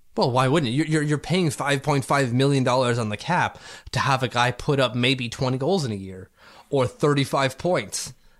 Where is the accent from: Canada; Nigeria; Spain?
Canada; As a Canadian